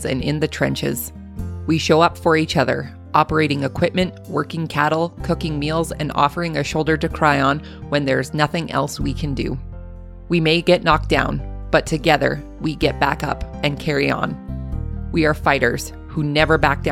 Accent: Canada; accent: Canadian; my Canadian accent

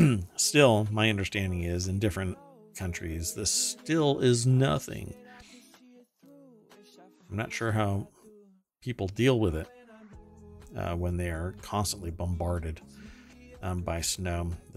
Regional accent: Germany; English is a second language; I grew up in Germany, so to me, I remember snow, but I don't remember it reaching 7 feet.

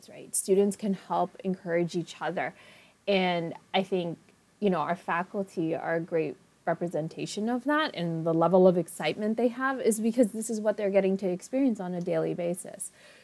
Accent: New York City, New York, United States; also born or lived in Long Island; I grew up in Queens, I live in Long Island

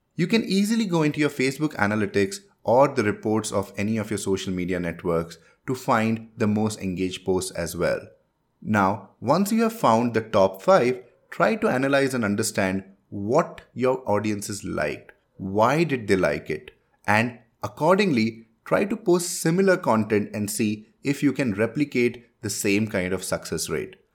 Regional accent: India; first language Hindi; English is a second language; I am from India and my mother tongue is Hindi.

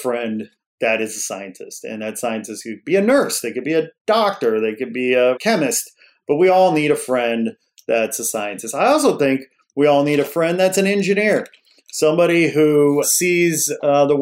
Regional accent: outside Chicago, Illinois, United States; I grew up outside Chicago and I love ditching school and taking the train into the city

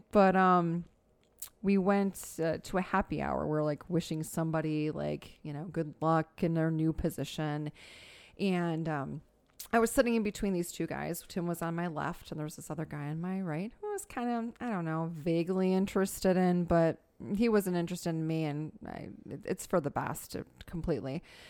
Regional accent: Tinley Park, Illinois, United States; Born and raised in Tinley Park.

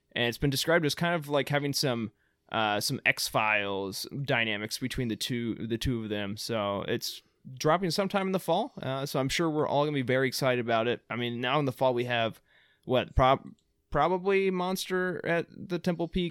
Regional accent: Indiana, United States; moved away; I grew up in Indiana, so we don't have hockey there

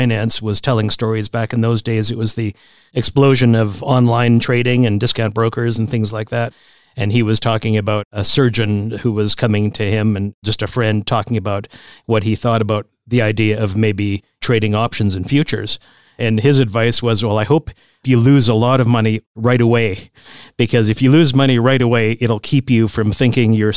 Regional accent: Saskatchewan, Canada; Colin and I both come from relatively small towns in Saskatchewan, Regina and Saskatoon, Saskatchewan.

